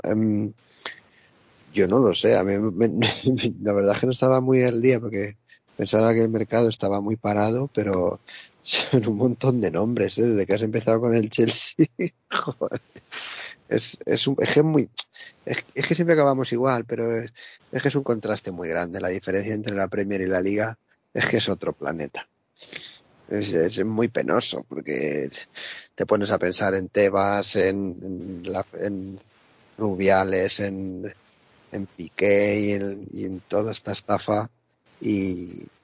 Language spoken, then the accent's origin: Spanish; Spain; nosotros que somos gente de España